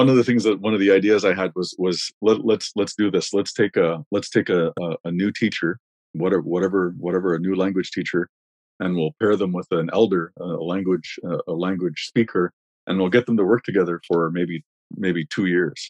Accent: Wikwemikong, Ontario, Canada; moved away; my hometown has a population on reserve of, well, I don't know, let's say 5,000 people

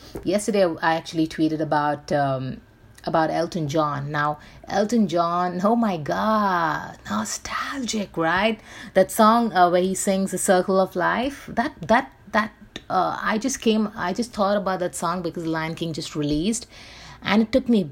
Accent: Mumbai, Maharashtra, India; I grew up in Bombay

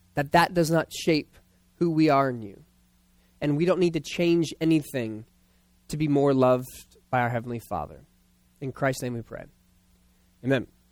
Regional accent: Philadelphia, Pennsylvania, United States; I was born in Philadelphia, and we talk like that in the playground.

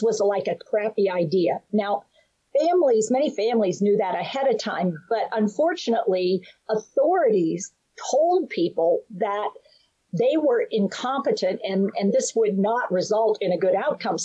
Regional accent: United States; also born or lived in West Virginia; I'm from North Carolina and West Virginia

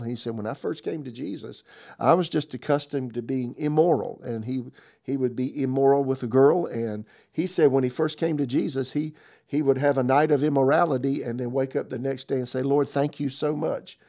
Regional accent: South Carolina, United States; moved away as an adult; also born or lived in Tulsa; now in Raleigh, United States; I'm from South Carolina

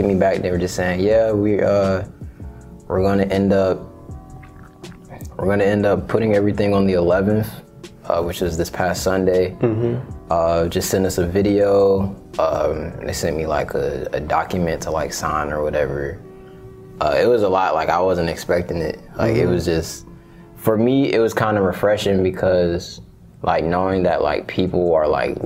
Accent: Austell, Georgia, United States; also born or lived in East Atlanta, Georgia / Grand Prairie, Texas; now in College Park, United States; I left from over there when I was 5.

